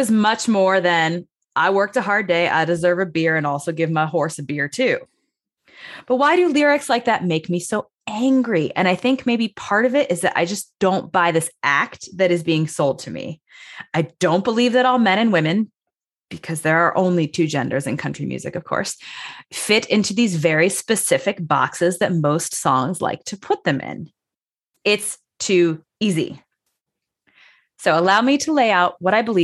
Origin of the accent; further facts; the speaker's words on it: Chicago, Illinois, United States; I'm from Chicago